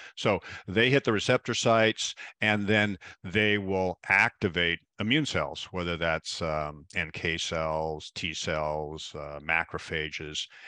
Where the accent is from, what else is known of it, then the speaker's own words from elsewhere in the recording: Pacific Northwest, United States; growing up in the Pacific Northwest, where the we're very famous for rain, we have the perfect climate for mushrooms up here